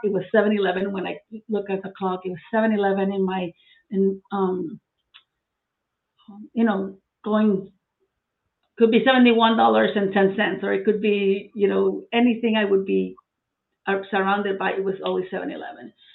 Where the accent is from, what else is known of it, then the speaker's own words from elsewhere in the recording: Puerto Rico; moved away as an adult; now in Florida, United States; I'm from Puerto Rico. I was born and, and raised there